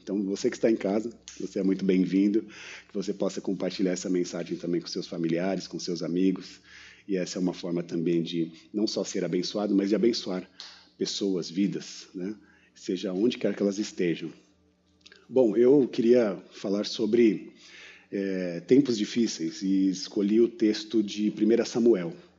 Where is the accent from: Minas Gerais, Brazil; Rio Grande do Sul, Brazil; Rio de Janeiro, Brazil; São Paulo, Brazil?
São Paulo, Brazil; eu sou paulistano